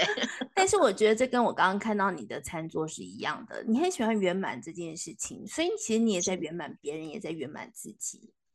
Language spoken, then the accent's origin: Chinese; Taiwan; 你保有一种我们台湾人、中国人的一种传统的思想